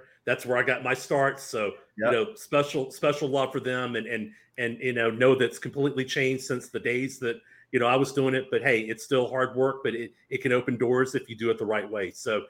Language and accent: English; Louisiana, United States; I'm from Louisiana.